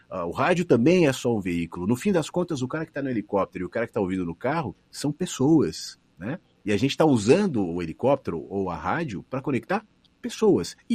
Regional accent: São Paulo, Brazil; accent: São Paulo; Eu mesmo cuido do meu sotaque. Eu tenho consciência de que eu tenho sotaque ainda, algumas coisas de São Paulo, apesar de quando eu vou para São Paulo as pessoas falam que eu tenho sotaque de gaúcho.

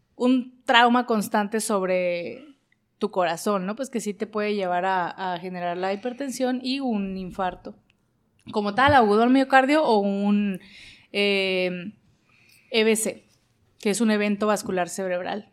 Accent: Mexico; a nosotros como sociedad, como mexicanos

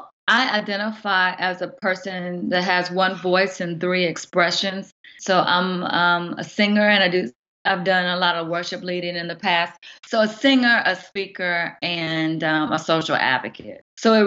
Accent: Southern Virginia, United States; moved away as an adult; now in Oklahoma City, United States; am a mama of two. I have a wonderful husband, and I'm from Southern Virginia. And so I migrated to Oklahoma City about 3.5 years ago.

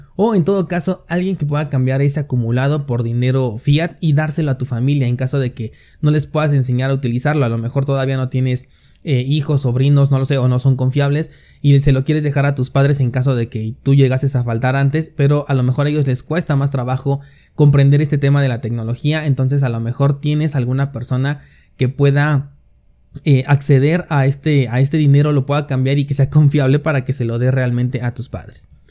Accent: Mexico; la mayoría somos mexicanos

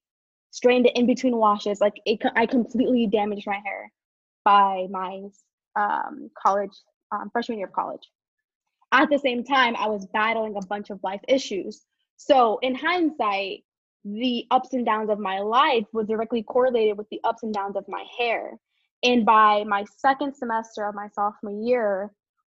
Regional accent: New York City, New York, United States; moved away as an adult; now in Pisa, Italy; I'm from Brooklyn, New York, but I'm currently residing in Pisa, Italy

